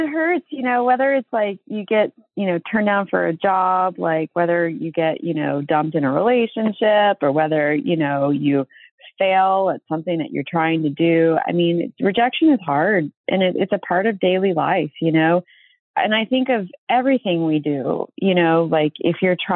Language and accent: English; Virginia, United States; now in California, United States; I was raised in Virginia